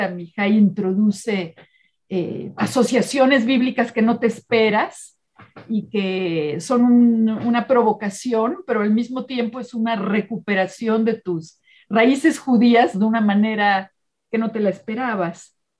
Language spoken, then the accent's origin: Spanish; Mexico City, Mexico; como joven en la preparatoria eh, de un colegio hebreo en la Ciudad de México